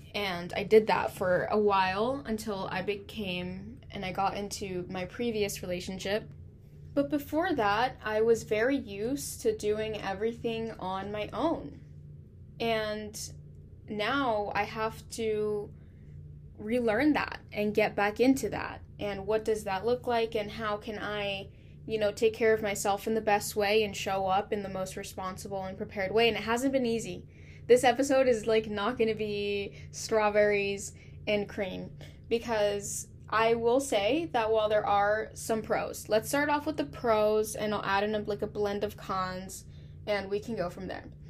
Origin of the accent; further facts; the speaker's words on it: California, United States; I'm from California